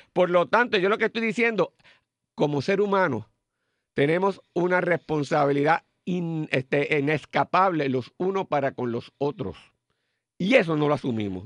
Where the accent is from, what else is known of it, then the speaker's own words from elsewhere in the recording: Puerto Rico; lo que nos distinguía como puertorriqueños